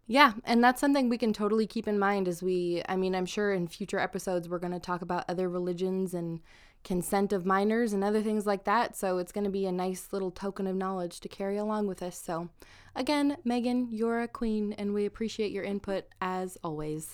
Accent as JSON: {"language": "English", "region": "southern Idaho", "country": "United States", "said": "I'm from southern Idaho"}